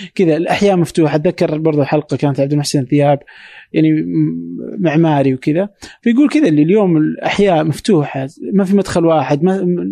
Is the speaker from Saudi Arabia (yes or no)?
yes; Saudi Arabia; عندنا في السعوديه او في الخليج